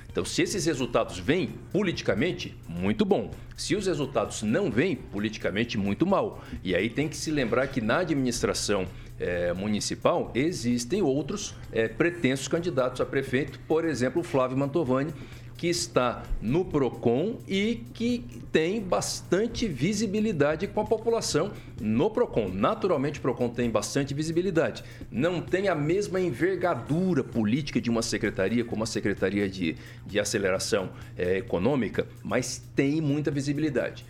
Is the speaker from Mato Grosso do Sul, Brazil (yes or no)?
yes; Mato Grosso do Sul, Brazil; moved away; also born or lived in Rondonópolis; sou sul-mato-grossense de nascimento